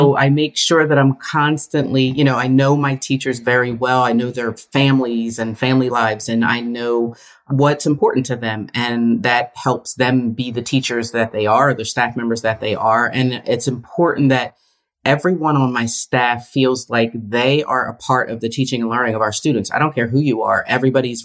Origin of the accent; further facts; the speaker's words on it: Bristol, Pennsylvania, United States; I was born and raised in the Bristol, PA area, just north of Philadelphia